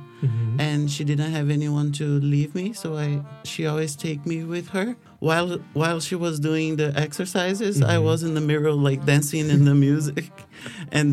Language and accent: English; Florianópolis, Santa Catarina, Brazil; moved away; also born or lived in Portugal / Canada / United States; I am from Brazil. I lived in a city called Florianópolis